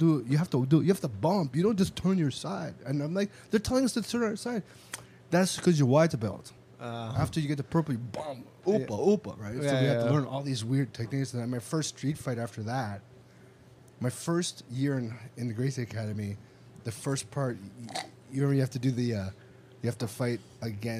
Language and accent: English; Toronto, Ontario, Canada; now in Los Angeles, United States; from Toronto